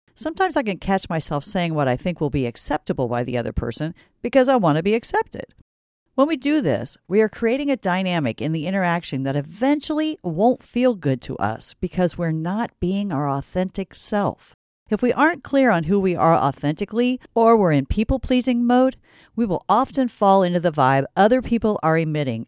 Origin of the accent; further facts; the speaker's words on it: Stanton, Iowa, United States; I'm from Stanton, and no, I'm not Swedish